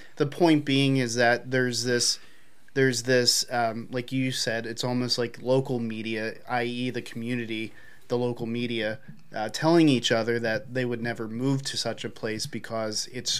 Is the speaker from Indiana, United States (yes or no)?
no; Philadelphia, Pennsylvania, United States; moved away as an adult; I grew up in Philadelphia. I'm a city boy by definition, so I grew up there. 25 years living in the city, moved out